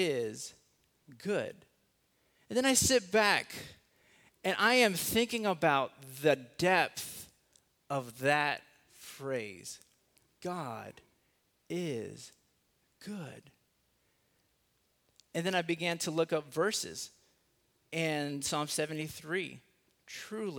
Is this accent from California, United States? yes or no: yes; Los Angeles, California, United States; also born or lived in South Carolina; now in Texas, United States; I was born in South Carolina, raised in Los Angeles, and somehow got stuck in Texas